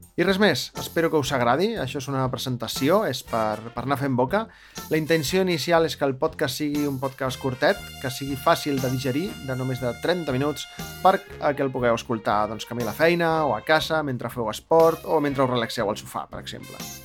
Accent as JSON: {"language": "Catalan", "town": "Barcelona", "region": "Catalonia", "country": "Spain", "said": "sóc de Barcelona, eh? amb la A ben oberta de Barcelona, sóc de ciutat"}